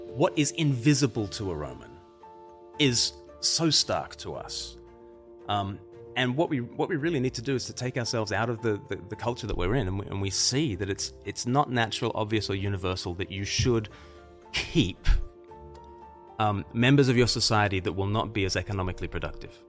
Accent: Australia; moved away; I'm from Australia originally

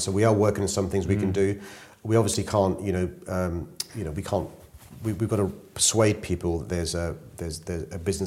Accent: London, United Kingdom; growing up in South London was a great experience for me

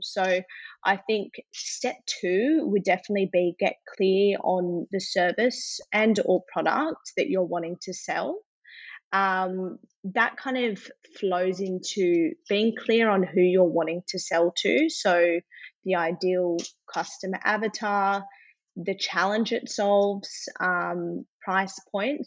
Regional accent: Adelaide, South Australia, Australia; now in Sydney, Australia; So I am born and bred in Adelaide, actually. Mm-hmm. So I then moved to Sydney.

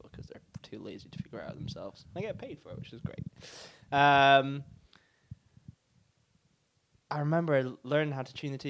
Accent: near Aberdeen, Scotland, United Kingdom; I'm from Scotland

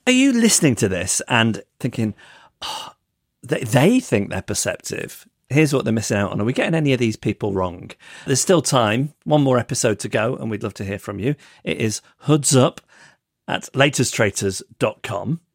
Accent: England, United Kingdom

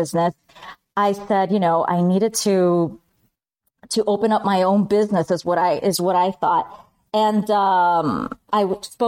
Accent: Miami, Florida, United States; also born or lived in Bogota, Colombia / Spain / Chicago; I did second grade in Miami. And the rest is history. I'm a Miami girl. Raised by my Cuban American family

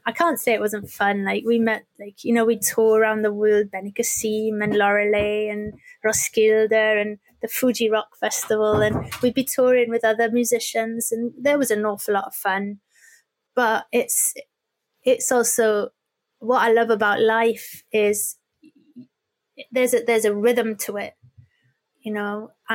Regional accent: Wales, United Kingdom; We'd spent so many years as Welsh language and English language groups

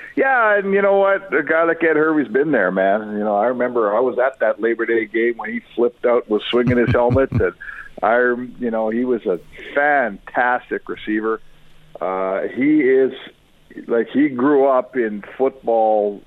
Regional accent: Edmonton, Alberta, Canada; When I grew up in Edmonton

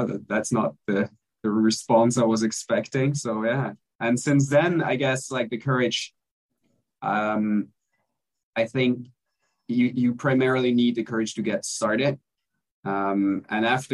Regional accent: Belgium; now in Mexico; I'm originally from Belgium, but I'm currently living in Mexico

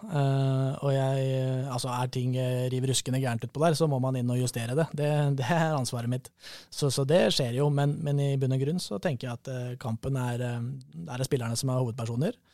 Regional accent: Fagernes, Innlandet, Norway; Fagernes i vakre, varierte Valdres.

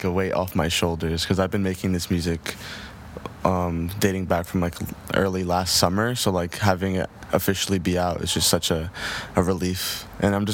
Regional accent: New Jersey, United States; Yeah, I mean, New Jersey has always been very calm to me. I mean, I grew up around a very musical family who always just like loved music.

